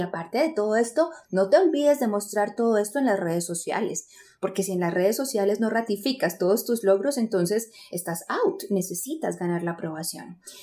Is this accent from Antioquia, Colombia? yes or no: yes; Medellín, Antioquia, Colombia; yo soy colombiana, eh, nací en Medellín, Colombia y crecí